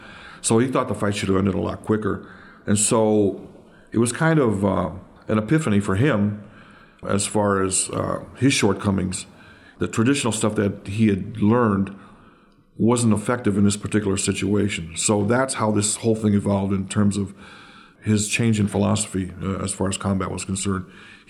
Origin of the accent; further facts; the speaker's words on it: Oakland, California, United States; Yeah, I grew up here, born and raised in Oakland, between 86th and 87th Avenue, yeah, just off of East 14th.